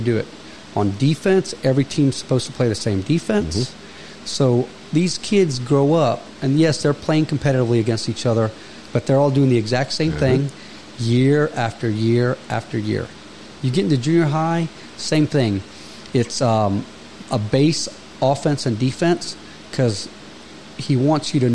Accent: Gas City, Indiana, United States; growing up here

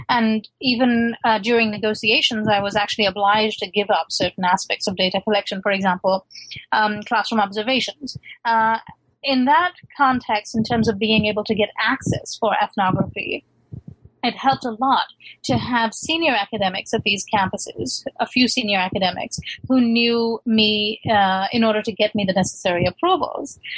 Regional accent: Lahore, Punjab, Pakistan; moved away as an adult; also born or lived in London, United Kingdom; now in United States; I was raised in Lahore

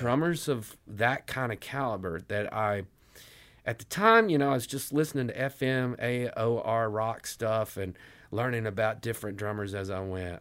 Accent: Elizabethton, Tennessee, United States; moved away as an adult; also born or lived in Johnson City, Tennessee / Knoxville, Tennessee; now in Nashville, United States; I was born in Johnson City, and I grew up in a small town called Elizabethton.

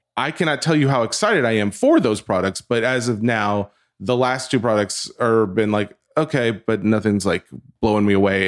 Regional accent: the South, United States; I'm from the South

